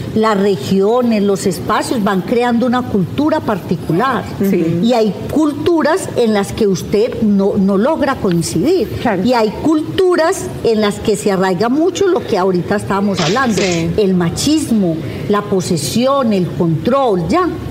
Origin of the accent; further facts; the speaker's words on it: Paisa region, Antioquia, Colombia; yo soy paisa